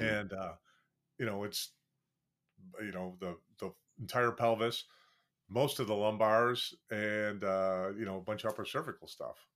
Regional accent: Wisconsin, United States; when I grew up and first practiced, I practiced twenty-two miles from the Gonzaga State Clinic in, in my hometown

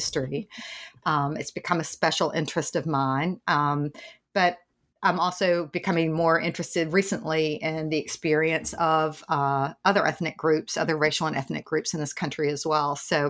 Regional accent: Tennessee, United States; I grew up in the South in East Tennessee

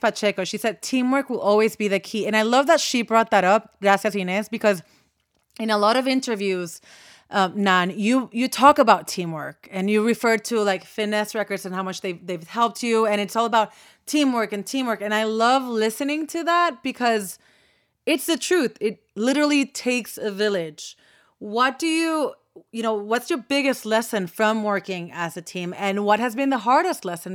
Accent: Puerto Rico; I was born and raised in Puerto Rico

